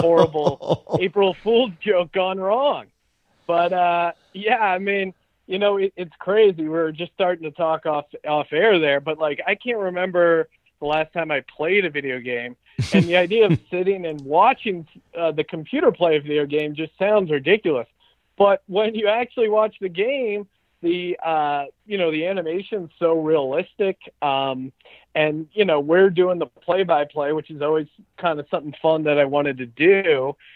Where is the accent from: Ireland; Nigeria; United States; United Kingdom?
United States; Philadelphia, Pennsylvania; growing up in Philly